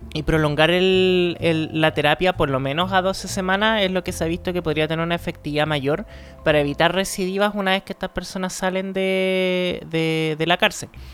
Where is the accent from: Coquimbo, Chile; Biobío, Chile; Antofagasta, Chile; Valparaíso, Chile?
Antofagasta, Chile; now in Santiago, Chile; yo soy de Antofa